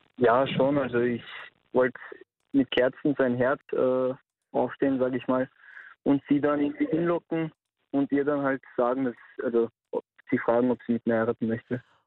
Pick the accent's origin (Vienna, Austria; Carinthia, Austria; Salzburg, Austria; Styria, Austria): Vienna, Austria; wir sind aus Wien